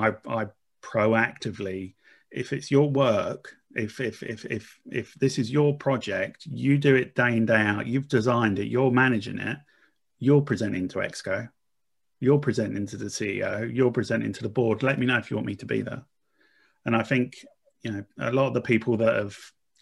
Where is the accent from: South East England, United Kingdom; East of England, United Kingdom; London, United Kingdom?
East of England, United Kingdom; Essex; I'm from Essex. I'm very much a working class boy